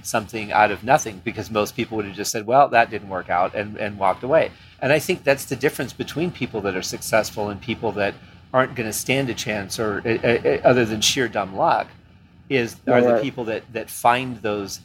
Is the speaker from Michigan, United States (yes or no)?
yes; Michigan, United States; moved away; I'm from Michigan